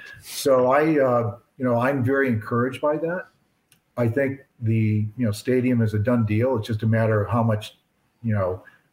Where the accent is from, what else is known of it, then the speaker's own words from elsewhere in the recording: Barrington, Illinois, United States; I grew up in Barrington.